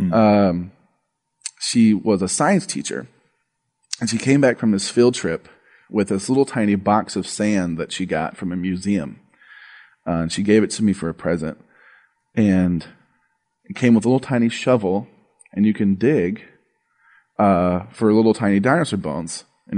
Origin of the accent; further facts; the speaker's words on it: Arkansas, United States; born there; I was 4 years old. I was living in Arkansas at the time. I was born in Arkansas.